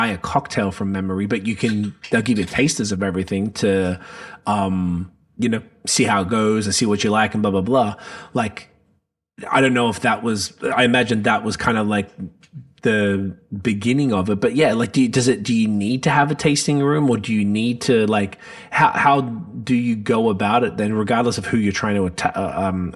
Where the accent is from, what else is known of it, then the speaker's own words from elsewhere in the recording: Australia; moved away; the ones that I grew up with in Australia